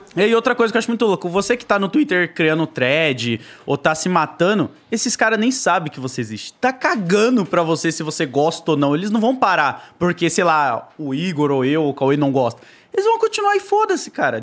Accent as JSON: {"language": "Portuguese", "area": "Zona Leste", "region": "São Paulo", "country": "Brazil", "tie": "born or raised there", "said": "Eu fui criado ali na Zona Leste, na Coab 2"}